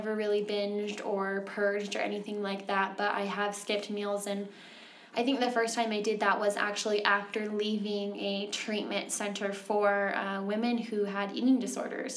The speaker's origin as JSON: {"language": "English", "region": "Utah", "country": "United States", "tie": "born or raised there", "also_born_or_lived": "Texas / California", "said": "I grew up here in Utah for most of my life, but I've lived in Texas and California"}